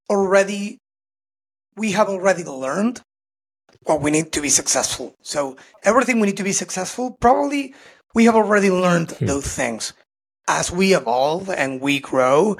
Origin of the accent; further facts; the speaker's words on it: Argentina; I'm from Argentina